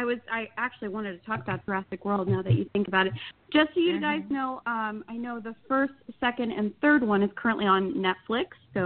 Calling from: Phoenix, Arizona, United States; Hi, guys. It's … from Phoenix, Arizona.

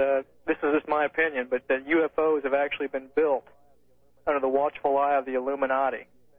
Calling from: Kansas City, Missouri, United States; Kansas City, Missouri.

